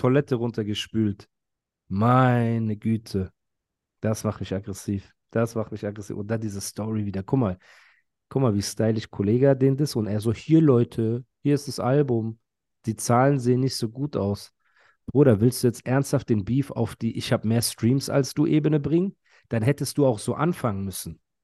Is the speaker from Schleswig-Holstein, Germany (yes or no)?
no; Heidelberg, Baden-Württemberg, Germany; Ich bin Heidelberger